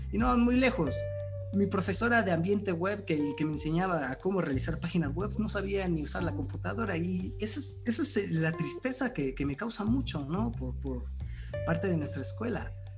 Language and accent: Spanish; Mexico; nosotros ya no somos el futuro de México